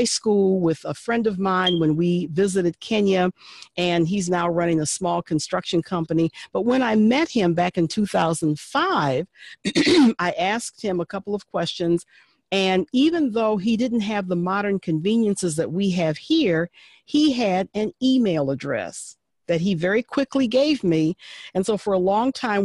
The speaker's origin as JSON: {"language": "English", "country": "United States", "said": "I am an American"}